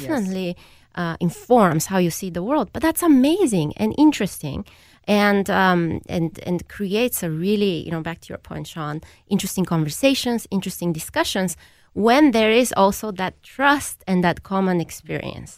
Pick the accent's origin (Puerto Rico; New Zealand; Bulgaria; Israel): Bulgaria; now in United States; I grew up in Bulgaria